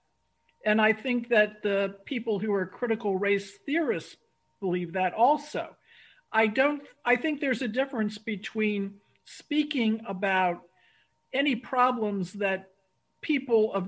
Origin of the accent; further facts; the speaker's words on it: Washington, District of Columbia, United States; I grew up in Washington, D.C., which is majority Black